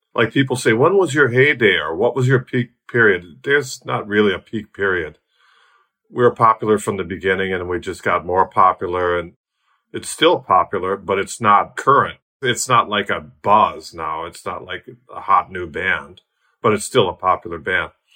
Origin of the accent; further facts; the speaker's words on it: Milwaukee, Wisconsin, United States; moved away as an adult; now in Tasmania, Australia; I'm Milwaukee born and bred